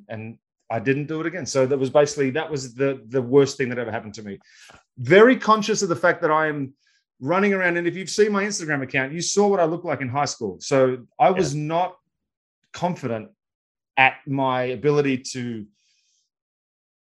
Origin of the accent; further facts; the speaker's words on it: Australia; growing up in Australia